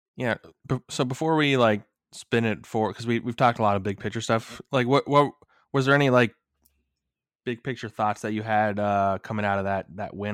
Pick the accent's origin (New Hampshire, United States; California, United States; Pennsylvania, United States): Pennsylvania, United States; Philadelphia area; I'm from the Philly area